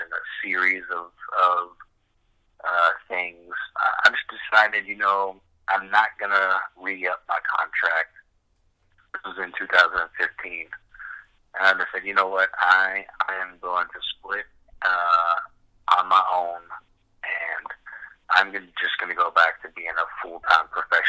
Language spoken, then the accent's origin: English; Louisville, Kentucky, United States; moved away as an adult; also born or lived in South Carolina; now in Los Angeles, United States; I'm originally from Louisville, which is why I sound the way I sound